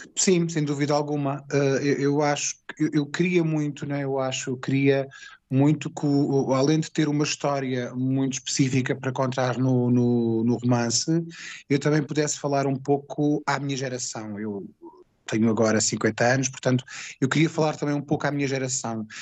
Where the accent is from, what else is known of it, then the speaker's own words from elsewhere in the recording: Alentejo, Portugal; sou alentejano